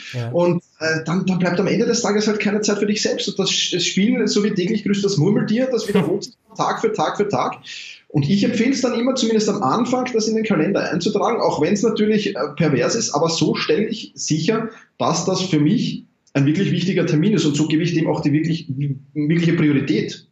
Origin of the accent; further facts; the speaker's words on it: Vienna, Austria; ich komme aus Wien